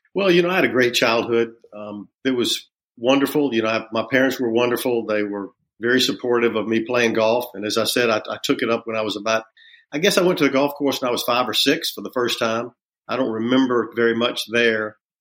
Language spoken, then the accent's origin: English; Augusta, Georgia, United States; growing up in Augusta